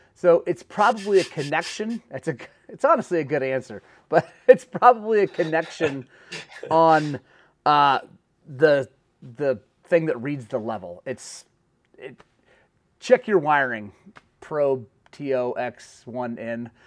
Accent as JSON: {"language": "English", "region": "Oklahoma", "country": "United States", "moved": "yes", "said": "I'm from Oklahoma"}